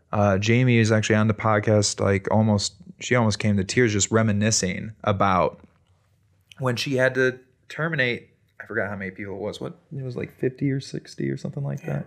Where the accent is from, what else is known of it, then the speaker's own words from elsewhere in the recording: Chicago, Illinois, United States; now in Bend, United States; I grew up in Chicago